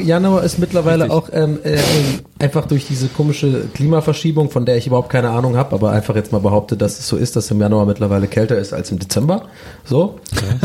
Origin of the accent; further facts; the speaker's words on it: Cologne, North Rhine-Westphalia, Germany; Ich bin Kölner, ich komme aus Köln